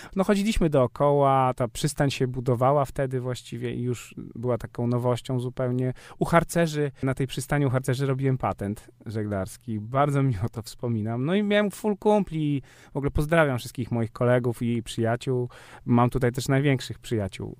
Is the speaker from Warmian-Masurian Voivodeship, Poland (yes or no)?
yes; Warmian-Masurian Voivodeship, Poland; u nas na Warmii